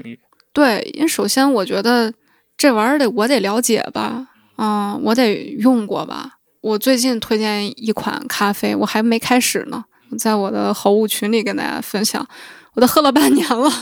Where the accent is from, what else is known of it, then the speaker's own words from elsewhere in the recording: Shanxi, China; moved away; 回我的老家山西